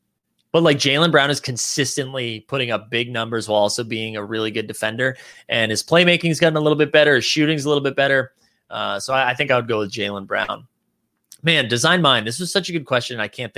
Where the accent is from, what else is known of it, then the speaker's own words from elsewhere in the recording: Philippines; As a Filipino, I wasn't for the Jordan Clarkson slander from last night's stream.